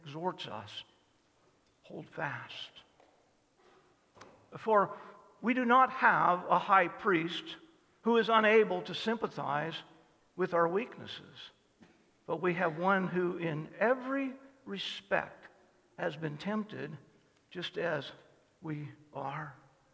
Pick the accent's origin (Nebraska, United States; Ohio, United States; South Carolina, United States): Nebraska, United States; Cozad; also born or lived in South Dakota; we moved from South Dakota to Cozad